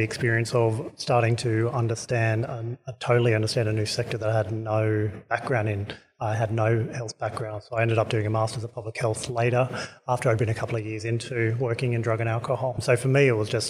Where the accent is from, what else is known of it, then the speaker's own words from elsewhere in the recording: Sydney, New South Wales, Australia; I grew up in Mount Druitt in Sydney's western suburbs